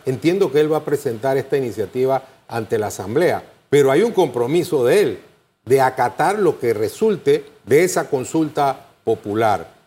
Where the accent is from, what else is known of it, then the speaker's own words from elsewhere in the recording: Panama; todos somos panameños.